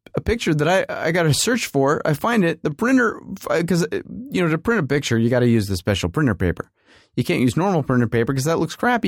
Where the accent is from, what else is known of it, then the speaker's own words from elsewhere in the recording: United States; we're Americans, so we don't come from here